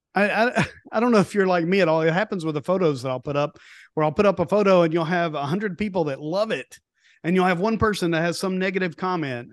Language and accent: English; East Tennessee, United States; moved away; also born or lived in Homestead, Florida; I grew up in East Tennessee, so I grew up around the Smoky Mountains